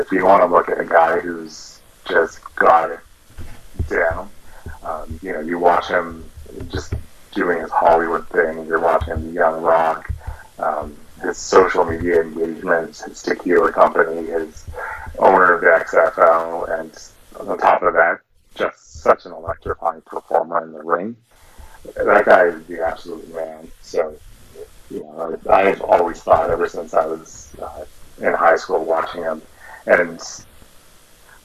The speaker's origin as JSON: {"language": "English", "town": "Toronto", "region": "Ontario", "country": "Canada", "tie": "born or raised there", "said": "I was born and raised in Toronto"}